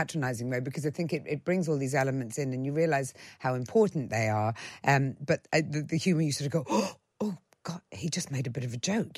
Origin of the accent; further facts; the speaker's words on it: Ireland; I was brought up in Ireland